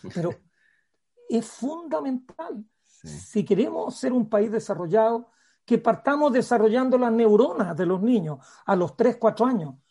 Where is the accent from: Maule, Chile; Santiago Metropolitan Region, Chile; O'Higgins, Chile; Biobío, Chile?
Maule, Chile; Parral; Yo cuando era niño en Parral